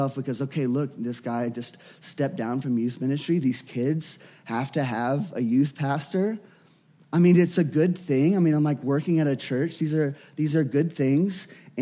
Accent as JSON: {"language": "English", "region": "Louisiana", "country": "United States", "tie": "born or raised there", "said": "I was born and raised in Louisiana"}